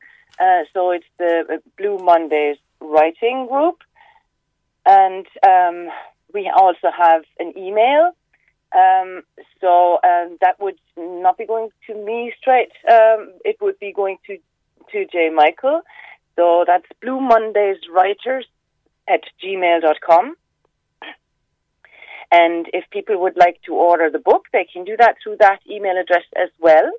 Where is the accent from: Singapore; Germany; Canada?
Germany; moved away as an adult; now in Cork, Ireland; I'm from Germany originally.